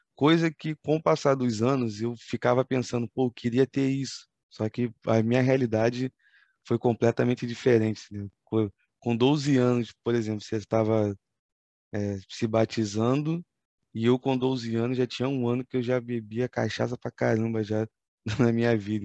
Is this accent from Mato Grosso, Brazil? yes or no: no; Rio de Janeiro, Brazil; É como bom carioca a gente fala